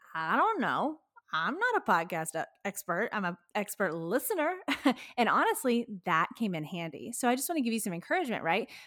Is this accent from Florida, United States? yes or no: no; Texas, United States; also born or lived in Florence, Kentucky; We're from Texas, but we lived in Kentucky, northern Kentucky.